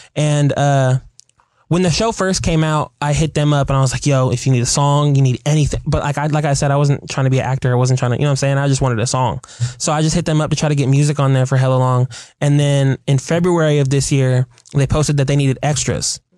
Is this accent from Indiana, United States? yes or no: no; Seattle, Washington, United States; as a kid growing up in Seattle playing baseball